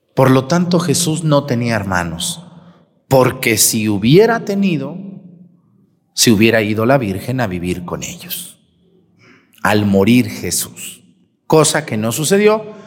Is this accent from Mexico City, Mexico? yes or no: no; Mexticacán, Jalisco, Mexico; moved away; mi pueblo, Mextecacán